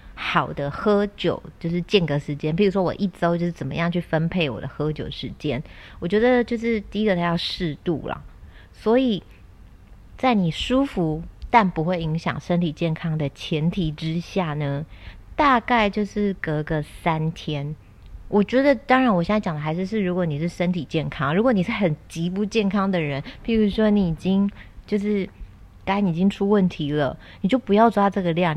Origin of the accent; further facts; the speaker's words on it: Kaohsiung, Taiwan; 然后我又是在高雄嘛， 我南部人